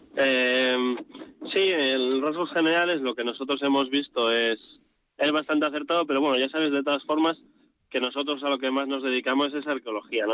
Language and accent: Spanish; Bilbao, Basque Country, Spain; also born or lived in Vitoria-Gasteiz; yo soy vizcaíno, yo soy de Bilbao